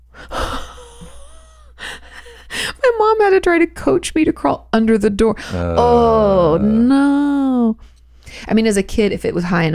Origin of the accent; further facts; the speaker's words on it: Pacific Northwest, United States; I grew up in the Pacific Northwest